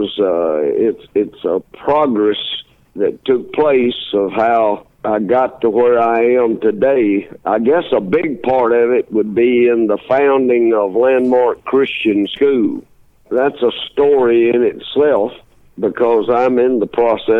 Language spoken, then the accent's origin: English; the South, United States; growing up in the South